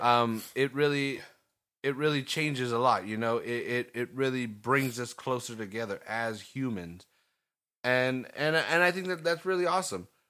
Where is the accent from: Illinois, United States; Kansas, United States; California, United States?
California, United States; Salinas; we just were raised around this beautiful fucking scenery